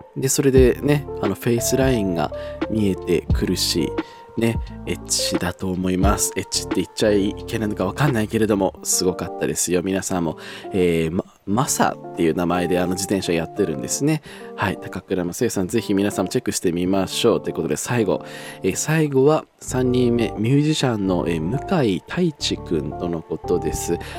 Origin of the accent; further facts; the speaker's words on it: Tohoku, Japan; 私が東北出身なので